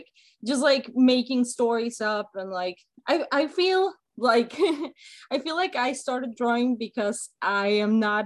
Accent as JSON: {"language": "English", "country": "Mexico", "tie": "born or raised there", "first_language": "Spanish", "second_language": "English", "moved": "yes", "lives_now": "United States", "said": "I grew up in Mexico"}